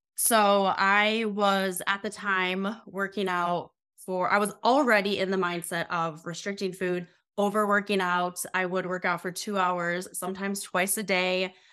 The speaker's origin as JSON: {"language": "English", "town": "Sioux Falls", "region": "South Dakota", "country": "United States", "said": "I currently live in South Dakota, so I'm from Sioux Falls, South Dakota"}